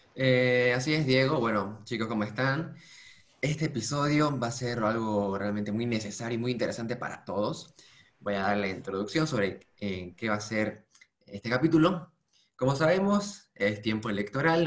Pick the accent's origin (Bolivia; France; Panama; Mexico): Bolivia; nuestro país